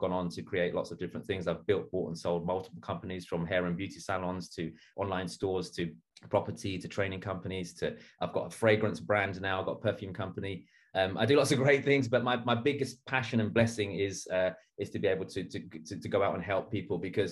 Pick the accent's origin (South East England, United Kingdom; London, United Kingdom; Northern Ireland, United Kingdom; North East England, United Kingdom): London, United Kingdom; I was born and bred in East London. I grew up in a very rough neighborhood